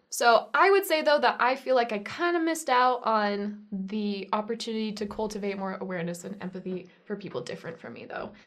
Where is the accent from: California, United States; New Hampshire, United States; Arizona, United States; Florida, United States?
Arizona, United States; Holbrook; I'm from Holbrook, Arizona